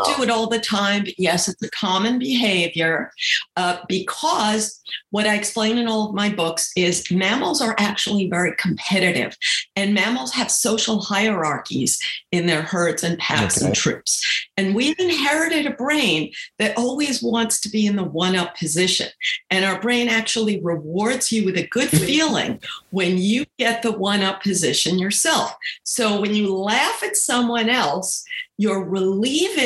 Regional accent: New York, United States; I grew up in New York

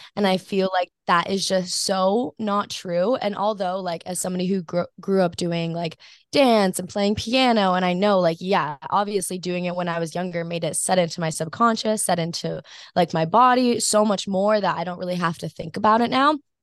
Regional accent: Maui, Hawaii, United States; grew up on Maui, but I am not, like, I did not grow up surfing

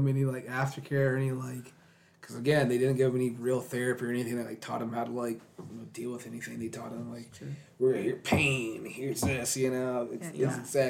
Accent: St. Albans, Virginia, United States; my hometown, St. Albans

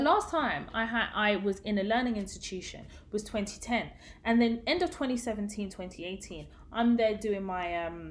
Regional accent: London, United Kingdom; I grew up in Tottenham, and Tottenham was the hood

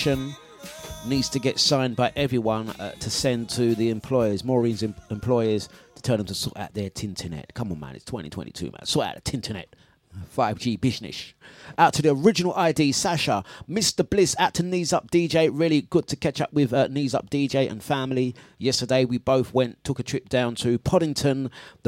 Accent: London, United Kingdom; That's my hometown where I grew up

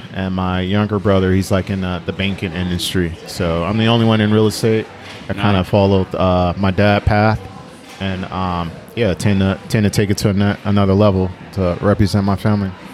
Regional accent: Oakland, California, United States; growing up in North Oakland off 47th

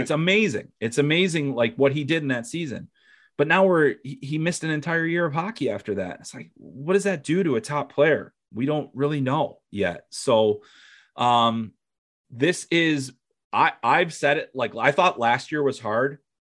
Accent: Chicago, Illinois, United States; growing up in Chicago

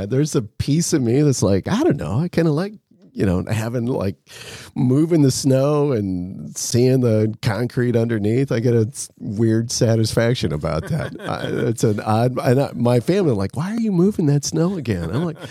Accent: Nebraska, United States; growing up on a farm as well, I grew up in Nebraska on a farm.

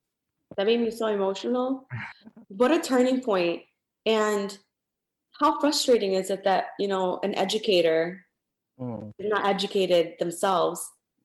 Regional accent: Kosovo; well, we're from Kosovo.

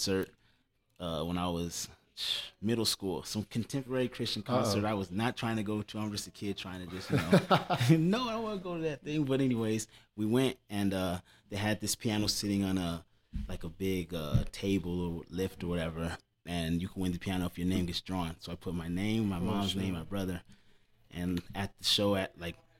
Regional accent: El Paso, Texas, United States; also born or lived in Columbus, Georgia; I'm from El Paso.

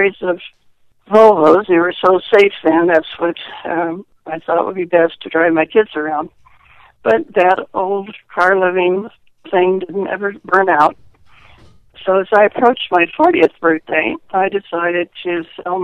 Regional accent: Kansas City, Missouri, United States; I grew up in Kansas City, Missouri

